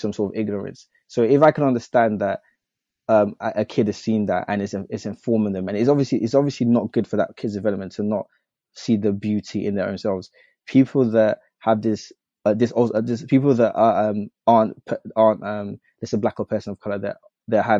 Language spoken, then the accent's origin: English; United Kingdom; I'm a British citizen